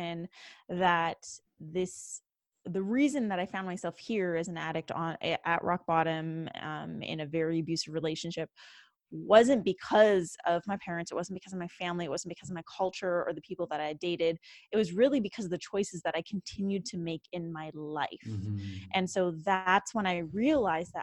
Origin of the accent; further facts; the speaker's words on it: Canada; born and raised in Canada.